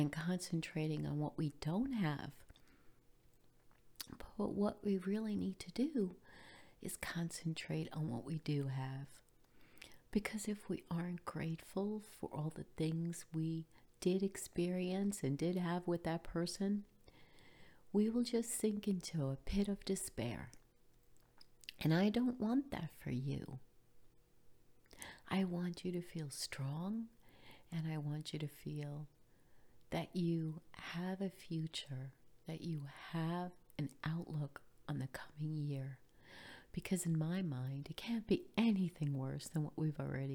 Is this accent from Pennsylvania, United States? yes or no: no; New York, United States; now in Florida, United States; I grew up in New York, and Christmas in New York was always cold